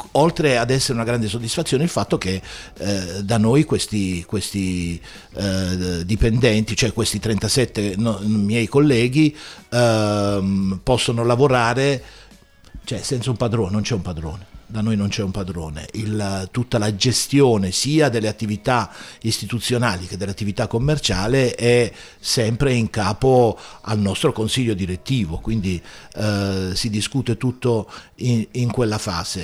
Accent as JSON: {"language": "Italian", "town": "Taranto", "region": "Apulia", "country": "Italy", "moved": "yes", "lives_now": "Bologna area, Italy", "said": "io non so parlare il bolognese, io sono pugliese, sono di Taranto"}